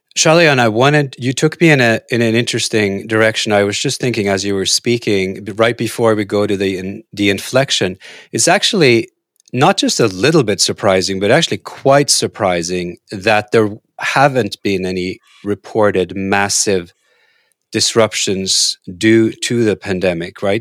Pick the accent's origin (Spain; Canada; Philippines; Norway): Norway; moved away; I grew up in Norway